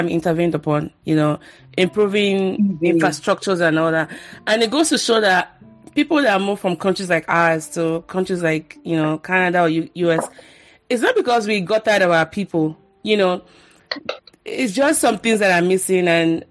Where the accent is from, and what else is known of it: Nigeria; born or raised there